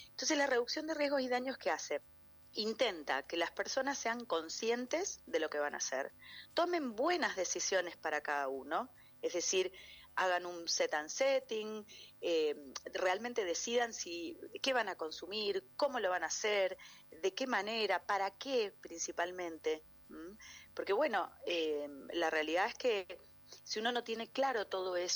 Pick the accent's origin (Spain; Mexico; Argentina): Argentina; Mendoza; somos mendocinos nosotros